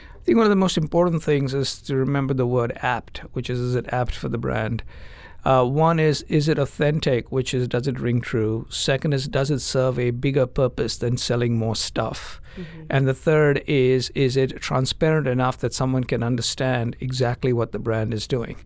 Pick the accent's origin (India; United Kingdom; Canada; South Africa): India; moved away; I grew up in India